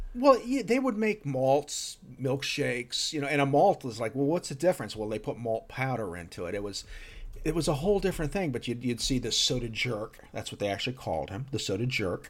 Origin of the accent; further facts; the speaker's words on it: New Jersey, United States; also born or lived in Texas; we moved from Texas to New Jersey when I was six years old